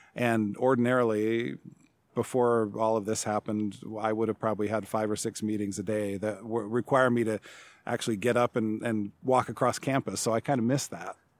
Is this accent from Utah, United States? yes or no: yes; Salt Lake City, Utah, United States; also born or lived in Seattle, Washington / Provo, Utah; now in Chadron, United States; I grew up mostly in metropolitan Salt Lake City in Utah